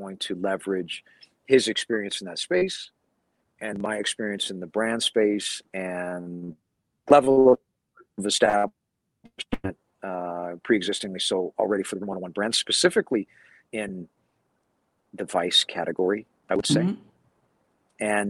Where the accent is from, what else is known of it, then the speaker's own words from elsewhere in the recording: California, United States; my home state of California.